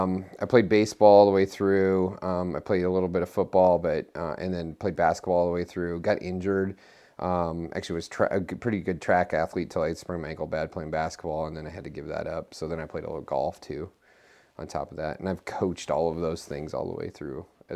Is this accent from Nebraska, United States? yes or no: yes; Columbus, Nebraska, United States; also born or lived in Lincoln, Nebraska / Creighton, Nebraska; now in Omaha, United States; I'm originally from Columbus, Nebraska.